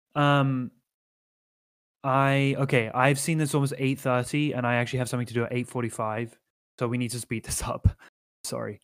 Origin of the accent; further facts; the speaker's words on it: London, United Kingdom; also born or lived in Nottingham; born in Nottingham, but I, I lived in London as, like, a functioning human child rather than as a baby